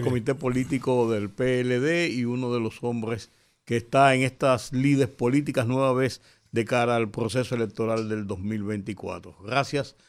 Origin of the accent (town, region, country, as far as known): Dominican Republic